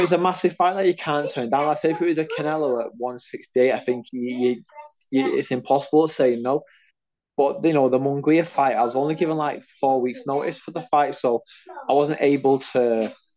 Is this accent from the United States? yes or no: no; United Kingdom; I'm a Brit